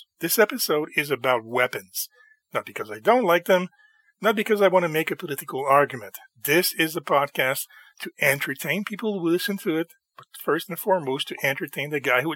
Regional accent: Canada; I'm Canadian and we're not a weapons or guns culture

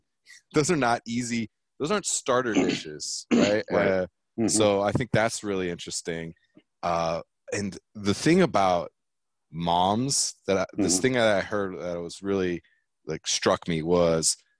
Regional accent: San Diego, California, United States; I loved growing up in San Diego

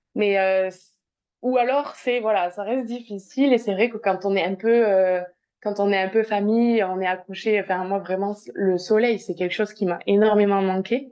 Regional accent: south-west France, France; also born or lived in Liège, Belgium / Bordeaux; je suis originaire euh, du sud-ouest de la France. Euh, j'habite euh, tout près d'Agen

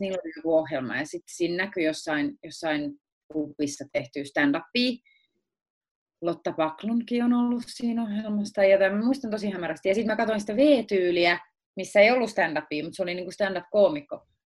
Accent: Akaa, Pirkanmaa, Finland; also born or lived in Tampere; mä olen syntynyt Tampereella ja ollut niin seitsemänvuotiaaksi asti asunut Tampereella eri puolilla Tampereella. Sitten me muutettiin Viialaan

